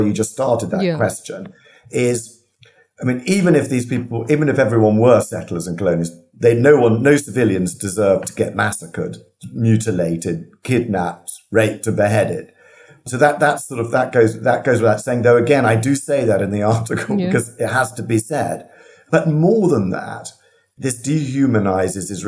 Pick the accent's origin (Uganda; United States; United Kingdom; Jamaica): United Kingdom; in Britain, for example, we regard anyone who's been here for one generation as British, and we're proud